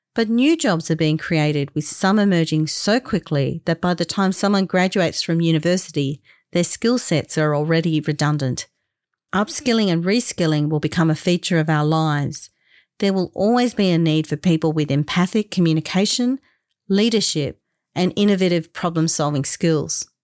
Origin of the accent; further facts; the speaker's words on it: Australia; being the proud Australian I am, I consider it a privilege to live here